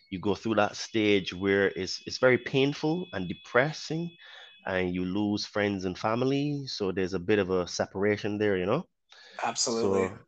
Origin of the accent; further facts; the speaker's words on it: Barbados; born there; accent: Caribbean; also born or lived in United Kingdom; Um, I was born in Barbados, so hence why I have a bit of a Caribbean accent. Um, I used to live in the UK for many years, almost half of my life.